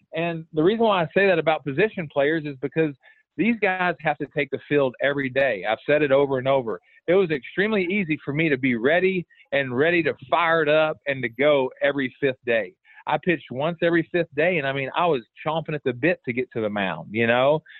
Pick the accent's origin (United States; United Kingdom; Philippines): United States; Houston, Texas; born or raised there